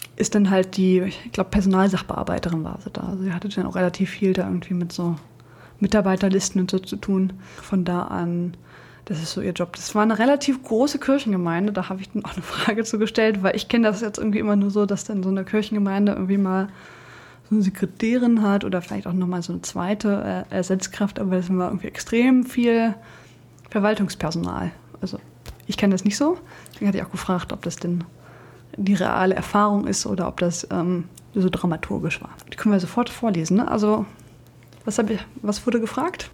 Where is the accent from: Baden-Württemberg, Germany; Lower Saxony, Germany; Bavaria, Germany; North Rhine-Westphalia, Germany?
Lower Saxony, Germany; Braunschweig; Ich komme ja aus Braunschweig